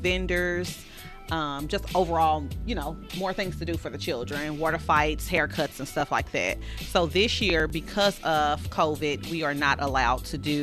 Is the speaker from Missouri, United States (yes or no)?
yes; St. Louis, Missouri, United States; I grew up on Jordan and Thekla